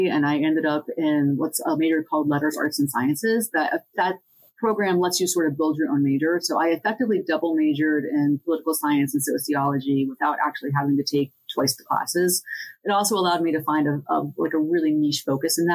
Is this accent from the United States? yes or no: yes; Centre County, Pennsylvania, United States; I grew up in Centre County